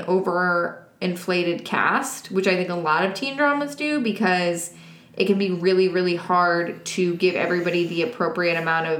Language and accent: English; New York, United States; I'm literally from New York.